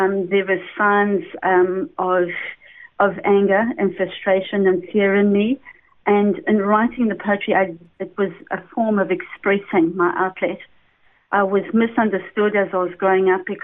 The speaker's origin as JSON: {"language": "English", "town": "Durban", "region": "KwaZulu-Natal", "country": "South Africa", "tie": "born or raised there", "accent": "South African", "said": "I was born in Durban, and really I came from essentially a very good family"}